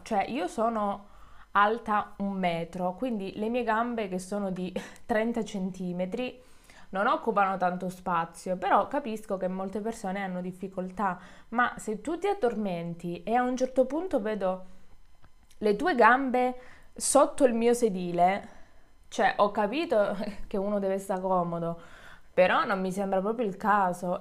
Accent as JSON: {"language": "Italian", "region": "Calabria", "country": "Italy", "moved": "yes", "said": "Io sono, sono calabrese"}